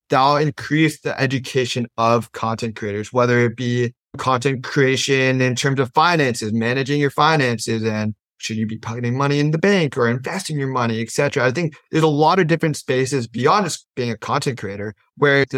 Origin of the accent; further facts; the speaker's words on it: Silicon Valley, California, United States; I'm a kid from Silicon Valley